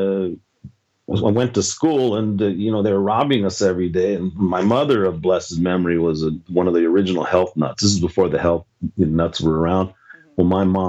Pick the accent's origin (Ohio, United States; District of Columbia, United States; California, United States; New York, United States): California, United States; Los Angeles; moved away; I grew up in Venice, California.